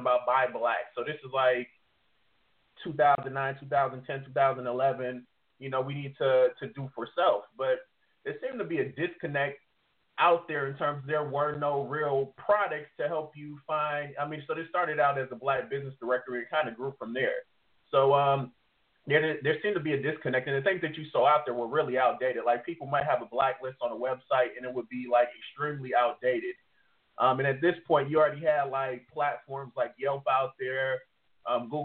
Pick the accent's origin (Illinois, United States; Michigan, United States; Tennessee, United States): Michigan, United States; Detroit; moved away; originally I'm from Detroit, Michigan.